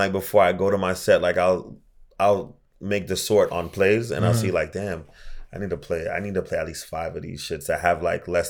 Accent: Jamaica; I'm Jamaican.

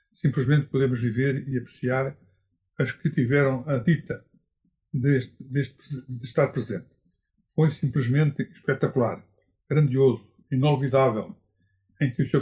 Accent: Portugal; nasci no Alcaidão a 13 de novembro de 1923

